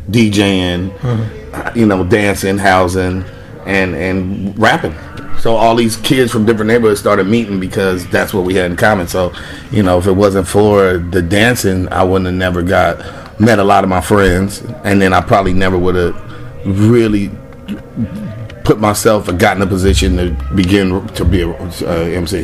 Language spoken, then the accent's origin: English; Los Angeles, California, United States; also born or lived in Carson, California; growing up in Watts and still being able to like live in Carson.